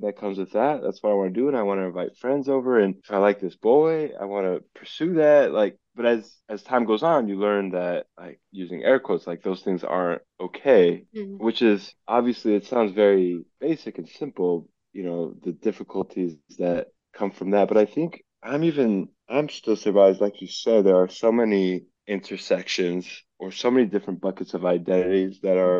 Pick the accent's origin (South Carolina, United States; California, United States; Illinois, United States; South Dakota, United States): California, United States; Los Angeles; also born or lived in Isfahan, Iran